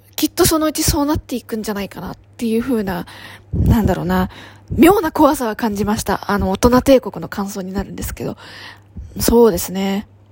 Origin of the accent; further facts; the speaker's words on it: Ibaraki, Osaka, Japan; 大阪府茨城市出身なので、太陽の塔に遠足に